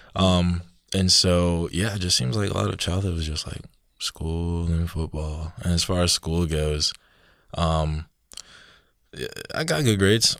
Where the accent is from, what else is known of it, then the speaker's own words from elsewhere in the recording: Georgia, United States; moved away as an adult; coming up here from Georgia. You know, down south, sweet tea, southern